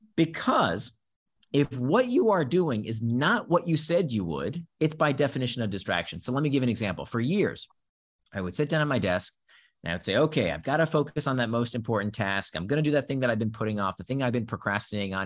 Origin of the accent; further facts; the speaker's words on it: Central Florida, United States; first language Hebrew; also born or lived in Israel; I grew up in Central Florida.